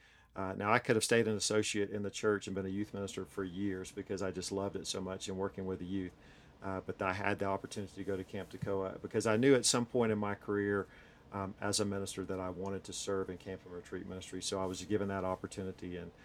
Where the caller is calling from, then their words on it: Hendersonville, North Carolina, United States; So we are coming from Hendersonville, North Carolina, which if you're familiar with North Carolina, it's right below Asheville in the mountains, Smoky Mountains of North Carolina.